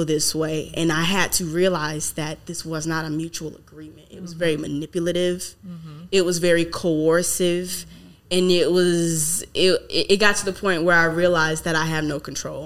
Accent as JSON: {"language": "English", "region": "the South", "country": "United States", "moved": "yes", "lives_now": "California, United States", "said": "I'm from the South"}